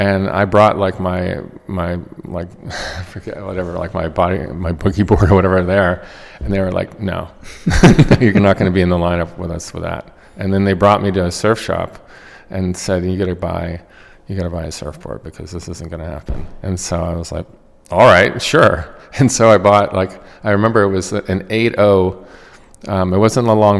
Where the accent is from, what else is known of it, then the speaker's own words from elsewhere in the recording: Marblehead, Massachusetts, United States; now in New York City, United States; the water in Marblehead, Massachusetts, which is a coastal town that's known worldwide for sailing, and so I grew up as a competitive yacht racer